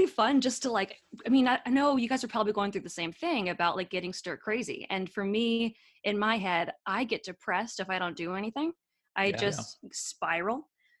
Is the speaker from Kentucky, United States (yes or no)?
no; California, United States; now in New York, United States; I guess it's a New York accent. I'm from California.